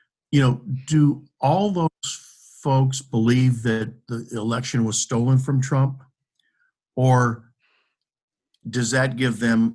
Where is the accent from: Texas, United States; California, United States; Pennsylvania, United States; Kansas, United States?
California, United States; Fresno; when I was growing up in Fresno